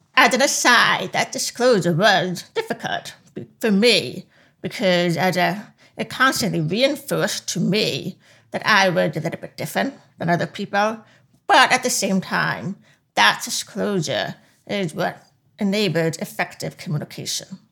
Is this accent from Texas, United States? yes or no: no; Long Island, New York, United States; accent: deaf accent; now in Washington, D.C., United States; I grew up in Long Island, New York